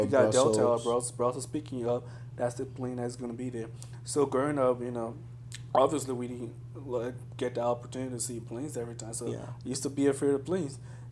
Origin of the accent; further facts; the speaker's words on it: Liberia; moved away; growing up in Liberia